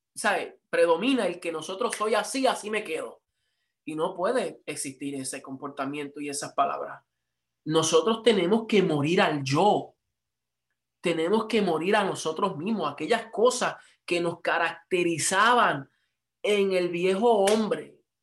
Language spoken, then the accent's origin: Spanish; Puerto Rico; yo soy puertorriqueño